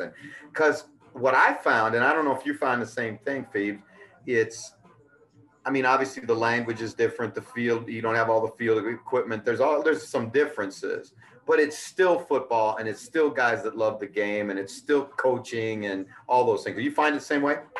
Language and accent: English; United States; an American who grew up in the game